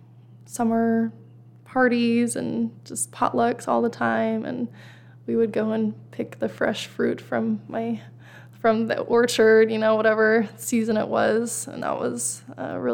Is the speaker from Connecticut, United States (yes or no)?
no; Sandy, Utah, United States; I was born and raised in Sandy, Utah.